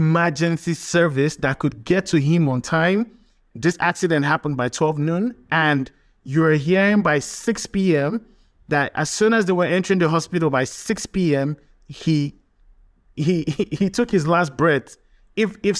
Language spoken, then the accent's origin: English; Delta, Nigeria; moved away; I'm from Delta State, from the Niger Delta.